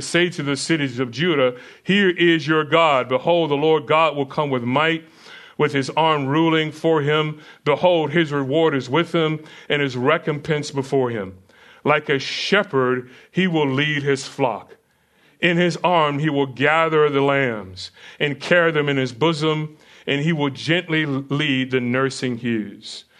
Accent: United States; I'm American

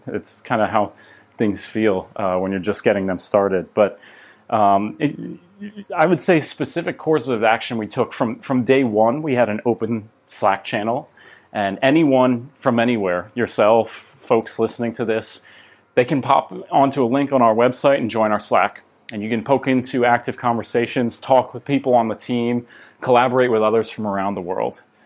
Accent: United States; I'm from the United States

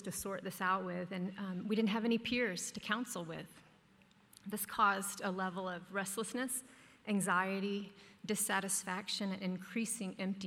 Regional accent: Dallas, Texas, United States; moved away as an adult; also born or lived in New York City; Growing up in Dallas

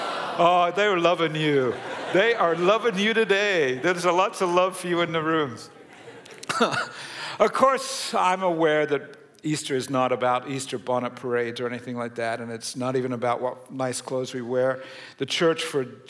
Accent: Australia; moved away; I was born and raised in Australia, long family history there.

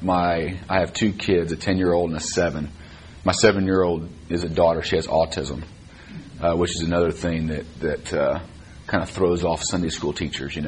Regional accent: Dallas, Texas, United States; I grew up here in Dallas. I went to Highland Park High School

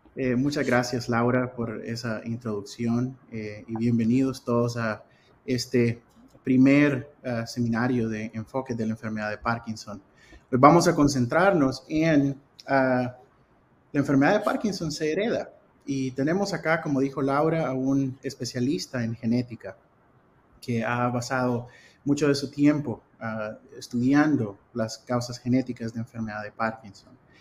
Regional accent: El Salvador; moved away as an adult; also born or lived in Cincinnati, Ohio / Arkansas; now in United States; soy salvadoreño ah, de nacimiento y ah, me gradué de la Escuela de Medicina en El Salvador

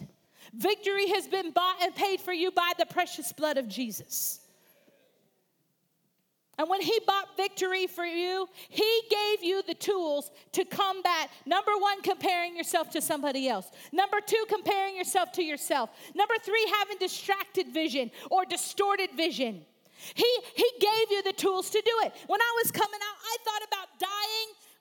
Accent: Missouri, United States; I grew up in Missouri

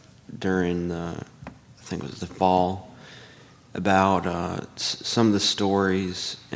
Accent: Whitesburg, Kentucky, United States; I came from Whitesburg, Kentucky, and I'm with Appalachian Media Institute.

